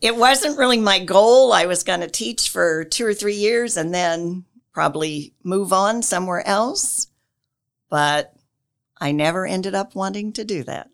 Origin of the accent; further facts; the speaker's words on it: Wells County, Indiana, United States; moved away as an adult; now in Marion, United States; I grew up in Wells County.